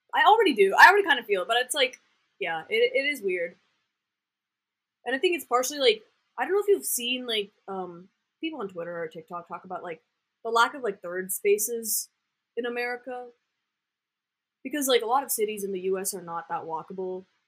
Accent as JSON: {"language": "English", "town": "Austin", "region": "Texas", "country": "United States", "tie": "born or raised there", "said": "I grew up in Austin, so I used to go downtown and like do improv in middle school"}